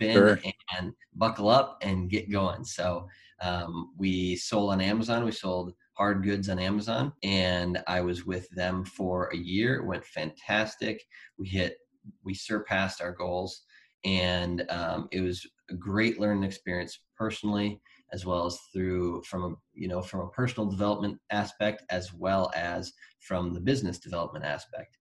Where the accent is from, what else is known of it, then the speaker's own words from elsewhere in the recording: Wisconsin, United States; moved away as an adult; also born or lived in Colorado; I moved from Colorado back to Wisconsin, which I'm originally from